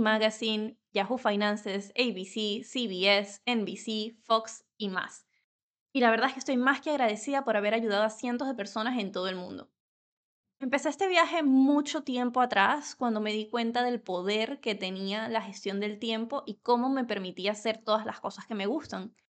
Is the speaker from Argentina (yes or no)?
no; Venezuela; first language Spanish; now in Spain; Nací en Venezuela y vivo en España desde hace más de 10 años